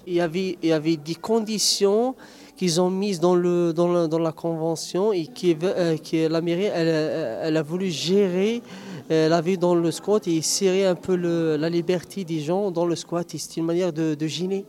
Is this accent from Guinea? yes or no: no; Algeria; moved away as an adult; now in Grenoble, France; je viens de l'Algérie